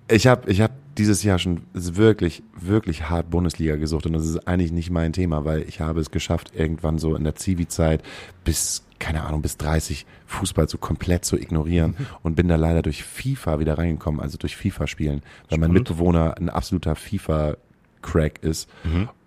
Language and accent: German; Gütersloh, North Rhine-Westphalia, Germany; Ich habe vor drei Wochen war ich äh, in meiner Heimatstadt und war im Stadion.